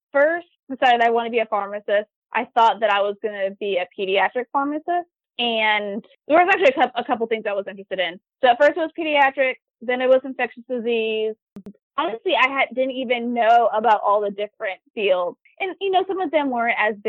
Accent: Raleigh, North Carolina, United States; moved away as an adult; also born or lived in Charlottesville, Virginia; now in Norfolk, United States; I'm originally from Raleigh, North Carolina.

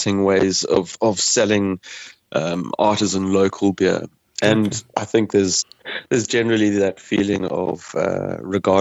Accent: South Africa; moved away as an adult; now in Mayo, Ireland; I get asked about my accent all the time, and they're very, very interested in where I come from

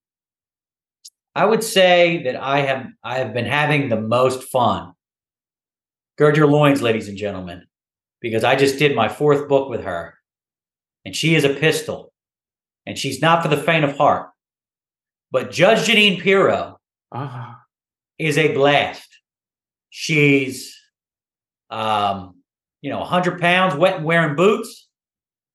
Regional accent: Philadelphia, Pennsylvania, United States; I'm a Philly guy

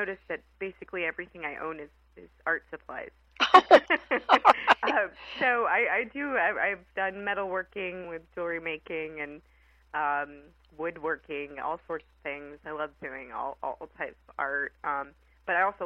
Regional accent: Alexandria, Virginia, United States; also born or lived in Richmond, Virginia; I grew up in Alexandria, and I went to school in Richmond, Virginia at VCU

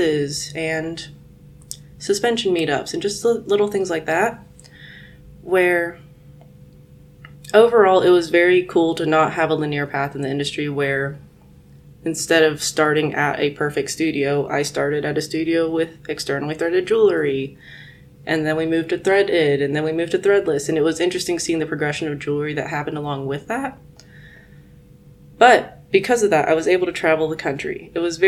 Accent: Guangzhou, Guangdong, China; now in United States; Guangzhou is my hometown.

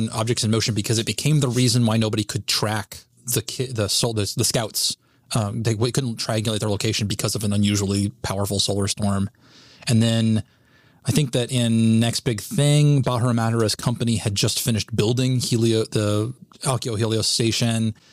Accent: the South, United States; I had to say it as a Southerner, okay?

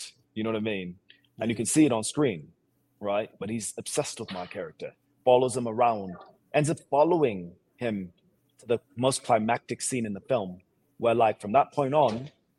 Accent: Seattle, Washington, United States; accent: American; moved away as an adult; also born or lived in Sierra Leone; now in Los Angeles, United States; Originally, I'm from Sierra Leone, West Africa, and I came to the States when I was 3 years old. I came with an uncle, my dad's uncle, my brother and I. And then I grew up in Seattle, Washington

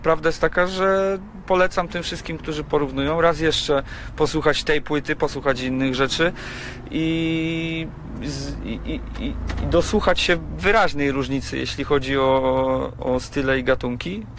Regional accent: Gniezno, Greater Poland, Poland; also born or lived in Poznań; Ja, ja pochodzę z Gniezna i okolice Gniezna są mi bardzo dobrze znane

